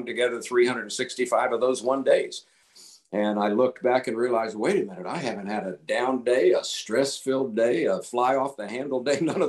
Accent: Tampa, Florida, United States; moved away as an adult; also born or lived in Colorado; I was born and raised in Tampa, Florida. I lived in Tampa, Florida for 27 years

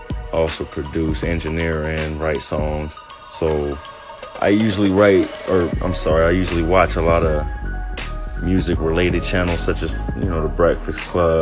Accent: Long Beach, California, United States; also born or lived in Orange County, California / Tustin, California / Santa Ana, California / Irvine, California; I was born in Long Beach, California, raised there. Was there maybe until about sixth grade.

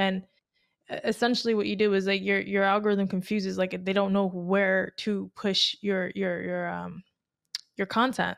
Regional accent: Tampa, Florida, United States; moved away as an adult; now in Miami, United States; I'm from Tampa

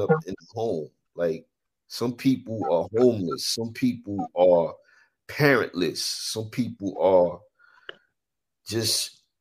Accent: New York City, New York, United States; I'm from New York or, you know, growing up in the city

